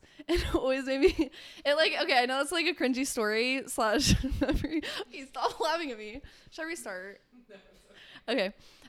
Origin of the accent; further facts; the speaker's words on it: Arizona, United States; moved away; I'm originally kind of from Arizona